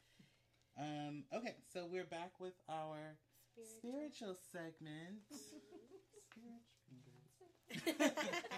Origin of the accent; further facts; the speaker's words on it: Oakland, California, United States; I grew up in West Oakland, 32nd and Linden Street